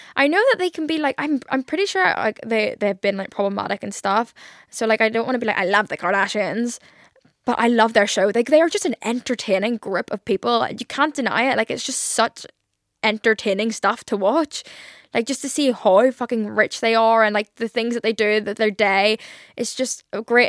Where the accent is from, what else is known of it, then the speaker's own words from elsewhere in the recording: Ireland; I'm Irish and I can't even put on an Irish accent.